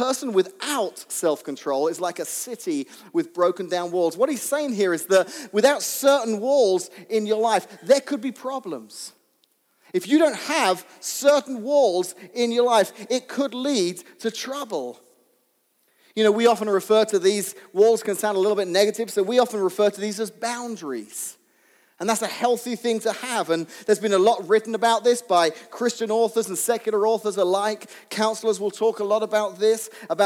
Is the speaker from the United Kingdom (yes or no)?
yes; England, United Kingdom; when I was young, growing up in England